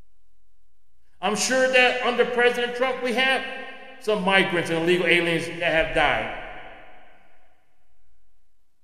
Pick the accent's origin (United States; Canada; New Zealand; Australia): United States; California; California, my home state, the state that I was born